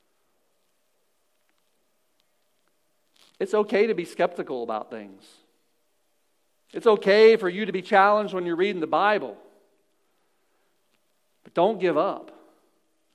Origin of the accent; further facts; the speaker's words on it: Missouri, United States; I'm born into Missouri